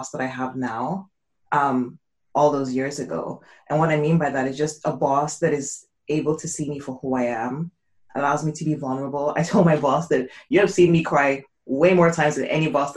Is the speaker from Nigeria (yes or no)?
yes; Nigeria; I grew up probably in Nigeria